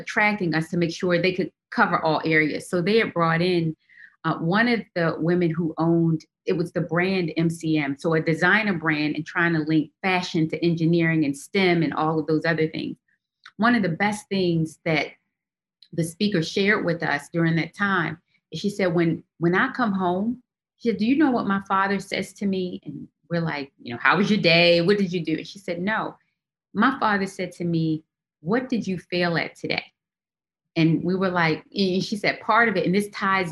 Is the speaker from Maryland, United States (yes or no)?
yes; Baltimore, Maryland, United States; we grew up in Baltimore, extremely, extremely poor